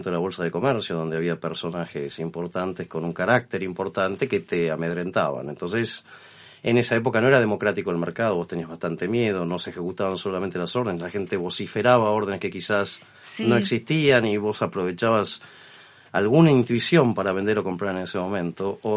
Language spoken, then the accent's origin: Spanish; Argentina; Yo soy argentino